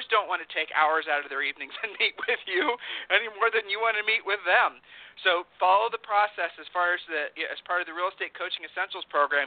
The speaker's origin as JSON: {"language": "English", "region": "Ohio", "country": "United States", "said": "I'm from Ohio"}